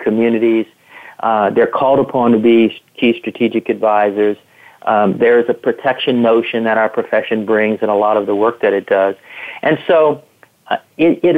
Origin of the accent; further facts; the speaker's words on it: Louisiana Gulf Coast, United States; moved away; I grew up in a small city or a small town of about 50,000 people right on the Louisiana Gulf Coast